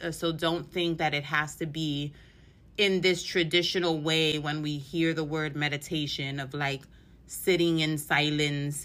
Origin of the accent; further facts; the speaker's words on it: New York City, New York, United States; I'm from New York City